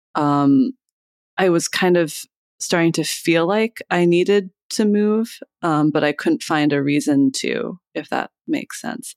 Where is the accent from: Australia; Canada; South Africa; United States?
United States; Iowa; moved away as an adult; also born or lived in Boston; now in Philadelphia, United States; I grew up in Iowa, and then I moved here to go to college.